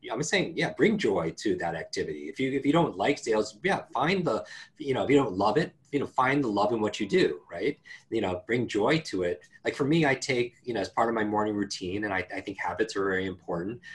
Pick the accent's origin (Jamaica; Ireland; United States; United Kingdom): United States; Northeast; I live in the Northeast. I grew up in the Northeast.